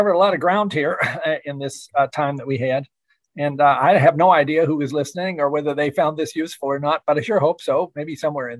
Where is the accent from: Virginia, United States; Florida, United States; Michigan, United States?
Virginia, United States; Shenandoah Valley; my hometown in the Shenandoah Valley